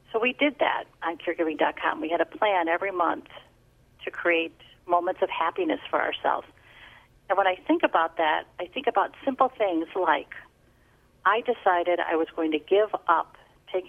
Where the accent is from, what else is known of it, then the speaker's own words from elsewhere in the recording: Chicago, Illinois, United States; also born or lived in New Jersey; I'm born and bred Chicago, lived in New Jersey for a short period of time